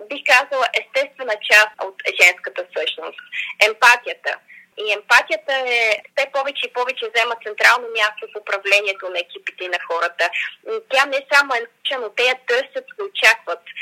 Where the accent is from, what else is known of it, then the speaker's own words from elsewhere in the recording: Bulgaria; ние разбира се като българи